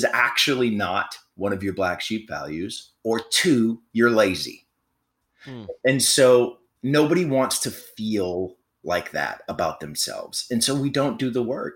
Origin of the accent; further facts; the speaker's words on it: Florida, United States; I'm from Florida.